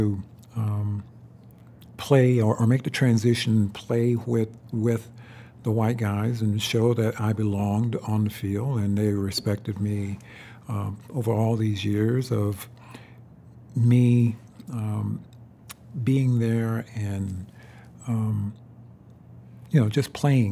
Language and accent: English; Florence, South Carolina, United States; I came from McLeod Hospital where most of them were born